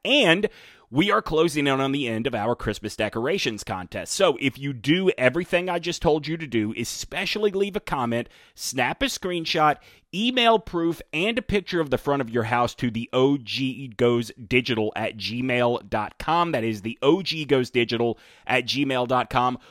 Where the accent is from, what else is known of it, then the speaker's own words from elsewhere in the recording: Alabama, United States; My pronunciation is informed by growing up in Alabama